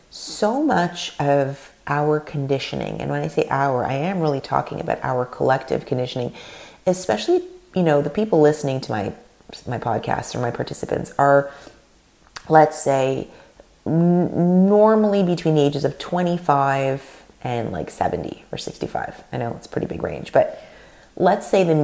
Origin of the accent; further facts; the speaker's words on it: Canada; first language Russian; English is a second language; My parents are Russian. They came from Russia in the late 70s. I was born in Canada, first generation. My mother tongue is Russian.